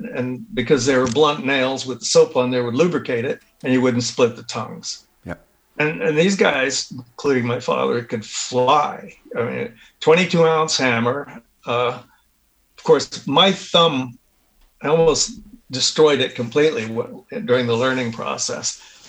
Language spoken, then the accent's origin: English; Hollywood, Florida, United States; I grew up in Hollywood.